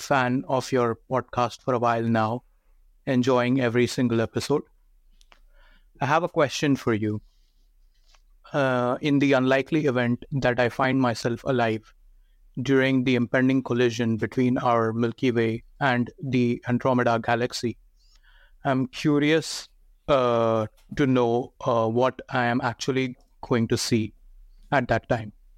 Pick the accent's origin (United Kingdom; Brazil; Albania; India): India; now in Toronto, Canada; I am living in Toronto, Canada, although I'm originally from India